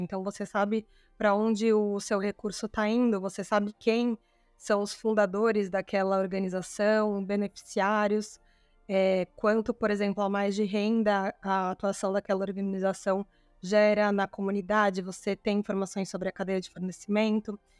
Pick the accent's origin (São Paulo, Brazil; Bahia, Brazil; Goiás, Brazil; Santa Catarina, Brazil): São Paulo, Brazil; Eu sou de São Paulo